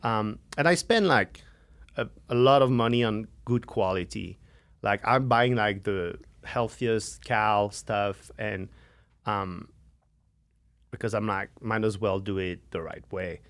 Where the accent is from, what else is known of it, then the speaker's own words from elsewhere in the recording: France; now in United States; from France